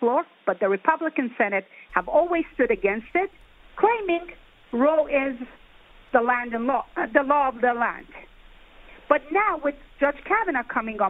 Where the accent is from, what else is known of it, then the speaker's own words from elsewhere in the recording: New York, United States; as a New Yorker